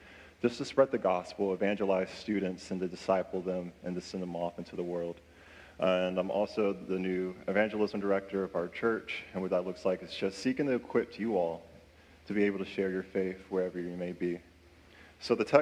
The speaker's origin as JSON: {"language": "English", "town": "Louisa", "region": "Virginia", "country": "United States", "tie": "born or raised there", "also_born_or_lived": "Henrico County, Virginia", "said": "I was born in Henrico County, and then I moved to Louisa, and that's where I grew up most of my years"}